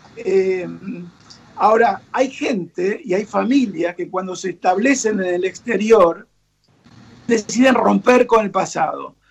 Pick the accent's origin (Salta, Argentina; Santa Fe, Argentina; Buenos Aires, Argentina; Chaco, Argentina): Buenos Aires, Argentina; moved away as an adult; now in Miami, United States; nosotros somos los argentinos, somos muy tangueros